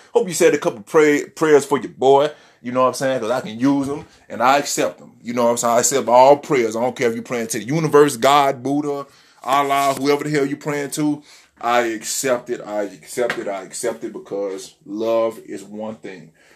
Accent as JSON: {"language": "English", "town": "Memphis", "region": "Tennessee", "country": "United States", "tie": "born or raised there", "moved": "yes", "lives_now": "Miami, United States", "said": "I was raised in Tennessee, Memphis, Tennessee"}